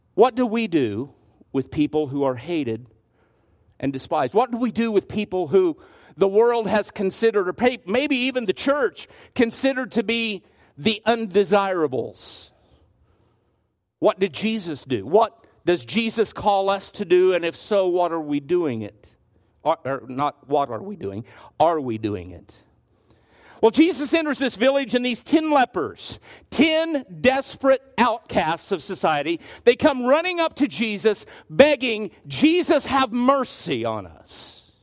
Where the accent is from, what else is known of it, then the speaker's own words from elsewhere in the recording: Garden City, United States; much like the one that I grew up in in Garden City